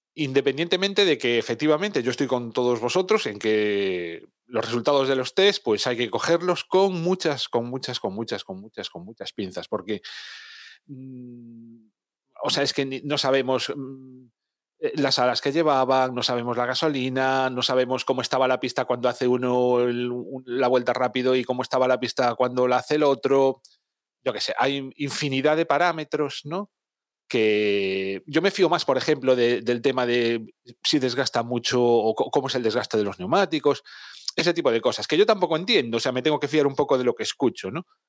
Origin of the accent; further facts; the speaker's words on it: Spain; los que somos españoles